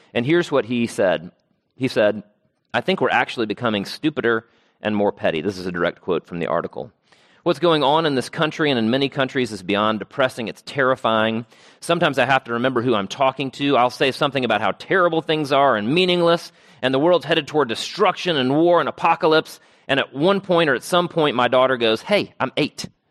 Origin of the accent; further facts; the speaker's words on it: Travelers Rest, South Carolina, United States; I grew up on land in Travelers Rest, South Carolina, and so much of my childhood was spent mowing